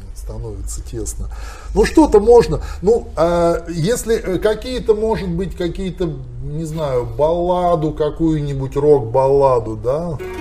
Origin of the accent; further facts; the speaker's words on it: Arkhangelsk Oblast, Russia; accent: Arkhangelsk dialect; это мой родной архангельский говор, я помню это все с детства